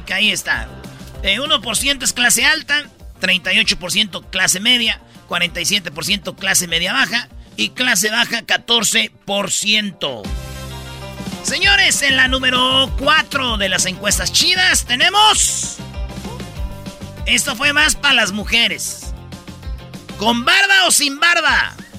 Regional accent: Jiquilpan, Michoacán, Mexico; sí soy de Michoacán y que soy de Jiquilpan

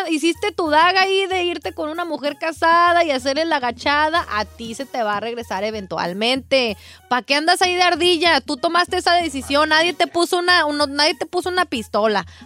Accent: Peru

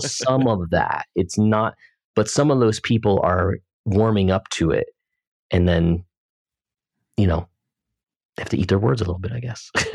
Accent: United States; also born or lived in Pennsylvania; I'm from New Jersey in Pennsylvania

